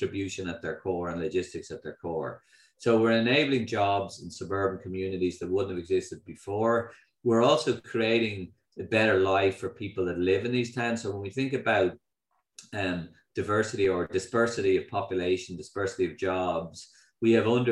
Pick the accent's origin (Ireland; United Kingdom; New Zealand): Ireland; being Irish